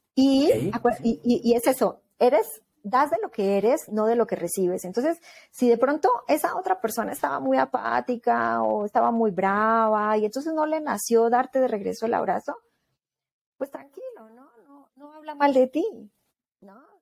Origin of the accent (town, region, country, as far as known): Colombia; now in Mexico